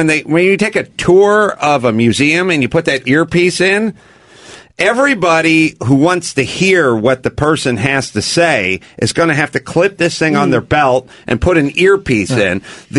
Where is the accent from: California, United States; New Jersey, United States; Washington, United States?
Washington, United States; Seattle; I hail from the Seattle area.